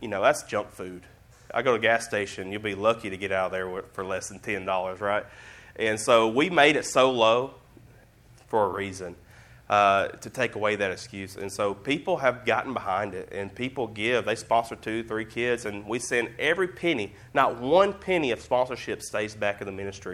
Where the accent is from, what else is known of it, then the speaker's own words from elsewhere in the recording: Alabama, United States; I'm just from Alabama